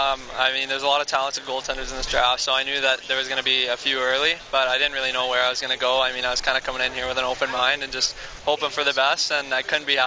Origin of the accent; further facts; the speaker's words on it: Niagara, Ontario, Canada; So he was actually down in Niagara, my hometown, a couple weeks ago hanging out with me.